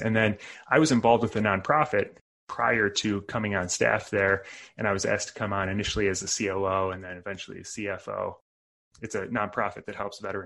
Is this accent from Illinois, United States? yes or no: yes; Chicago suburbs, Illinois, United States; moved away as an adult; So originally born and raised in the Chicago suburbs